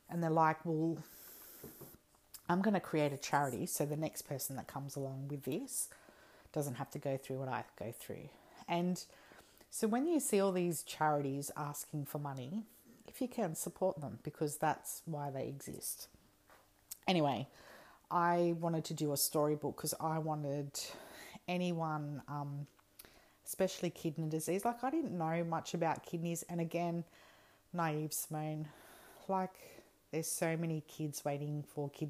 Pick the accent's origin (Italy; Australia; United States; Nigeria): Australia; New South Wales; also born or lived in Perth / Alice Springs; We just moved from Perth to Alice, and we are from New South Wales, so we have been flying around and all that stuff.